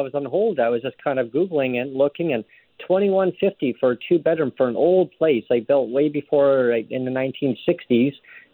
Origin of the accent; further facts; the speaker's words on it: Langley, British Columbia, Canada; moved away as an adult; now in Victoria, Canada; I grew up in Langley, in the Fraser Valley. I'm in my 50s. I don't want to give my age, but, I grew up there since I was a little toddler, right? And so I knew the whole community, and I got priced out. Like, I had to move.